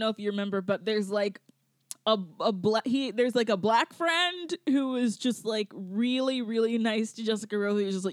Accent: Georgia, United States; I'm from Georgia.

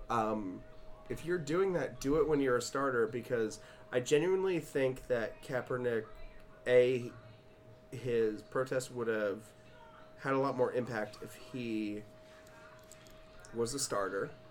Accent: Alabama, United States; I have been a 49ers fan growing up in Alabama

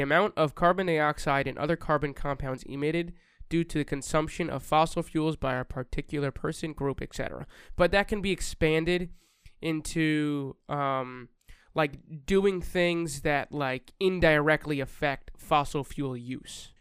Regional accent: New York, United States; We're from New York

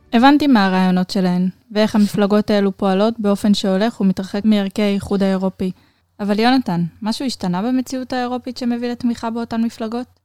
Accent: Israel

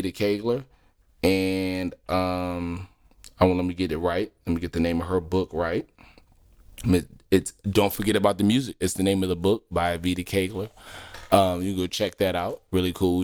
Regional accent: Philadelphia, Pennsylvania, United States; moved away; I'm, I'm originally from Philly

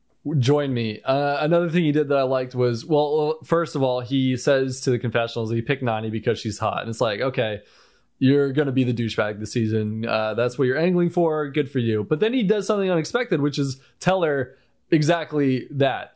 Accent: United States; I'm American.

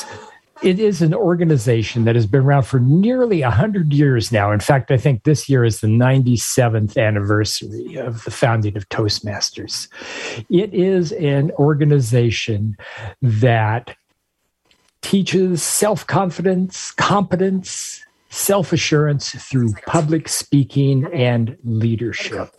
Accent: Spokane, Washington, United States; moved away as an adult; now in Florida, United States; I was born and raised in Washington State

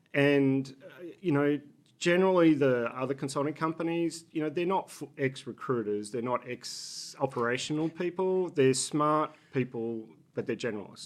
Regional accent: Australia; accent: Australian; moved away as an adult; also born or lived in Boston, United States / Singapore; now in Philadelphia, United States; I'm Australian, if you pick up the accent

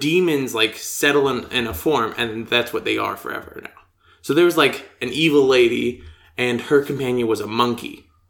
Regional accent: United States; I'm from the United States

